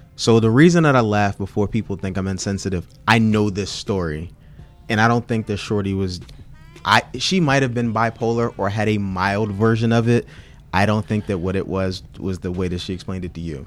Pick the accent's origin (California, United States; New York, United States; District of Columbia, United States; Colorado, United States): District of Columbia, United States; Washington; I'm from Fort DuPont Park.